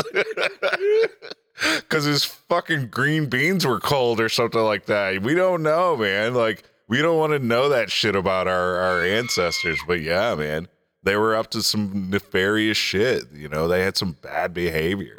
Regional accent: Detroit, Michigan, United States; I'm from Detroit.

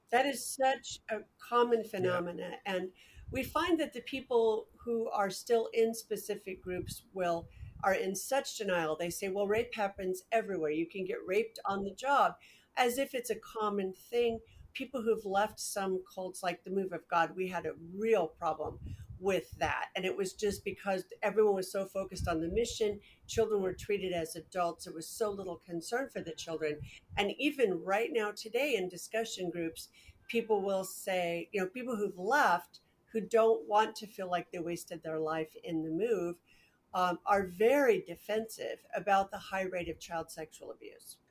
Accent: Portland, United States; When I was growing up in Portland

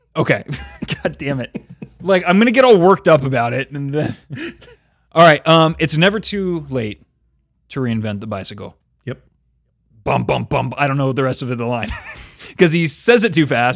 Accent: Oakley, California, United States; I was from Oakley?

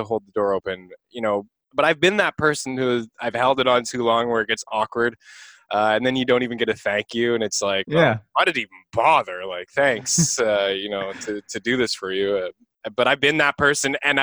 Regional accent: Canada; As a Canadian

